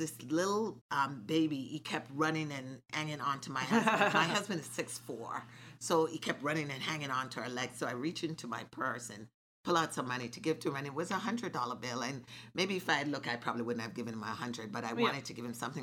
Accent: Jamaica; moved away; I grew up in Jamaica

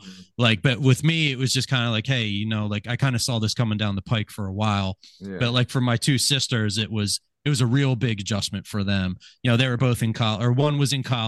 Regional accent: New Britain, Pennsylvania, United States; also born or lived in Sellersville, Pennsylvania / Lansdale, Pennsylvania; we moved out of Lansdale when I was in kindergarten. I started kindergarten in New Britain, Doylestown area. Spent about 20 years there.

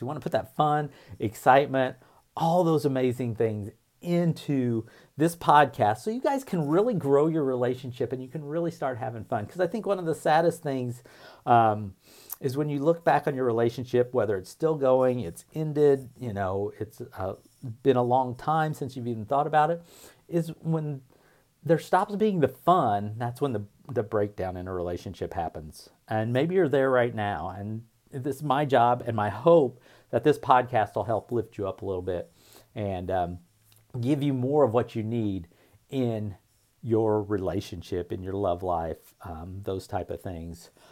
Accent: Indiana, United States; I grew up in a small town in Indiana

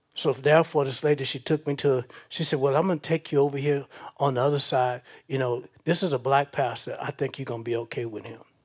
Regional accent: Baton Rouge, Louisiana, United States; I'm from Baton Rouge

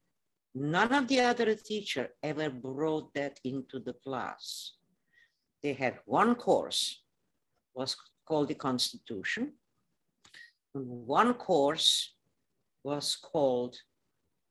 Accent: Transylvania, Romania; English is a second language; moved away as an adult; now in United States; I am from Transylvania, but that's became part of Romania.

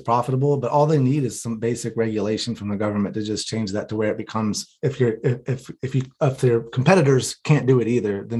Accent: North Carolina, United States; I'm from North Carolina, like I said, and the religion there.

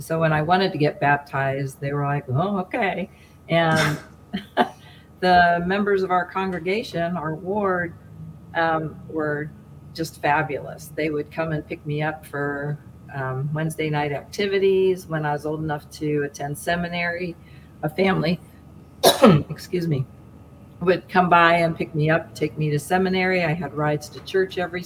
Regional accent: Ohio, United States; I'm from Ohio. I was born and raised here

